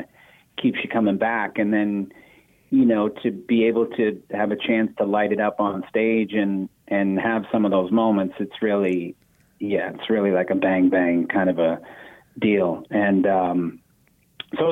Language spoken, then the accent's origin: English; Boston, Massachusetts, United States; we grew up four blocks away from the oldest community theater in America. Actually, it's called the Footlight Club